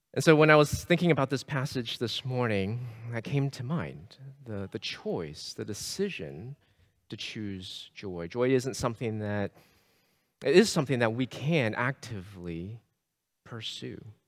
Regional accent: Sugar Land, Texas, United States; I grew up in the Houston area. I grew up in, uh, Sugar Land, Missouri City

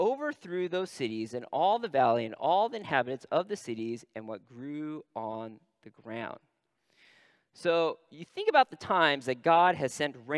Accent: Northern California, United States; I'm from Northern California.

